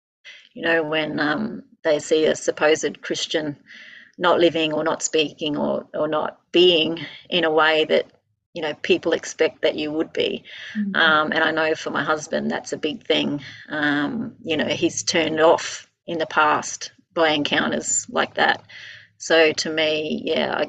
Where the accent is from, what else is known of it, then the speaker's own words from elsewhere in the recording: Queensland, Australia; I'm a Queenslander, born and bred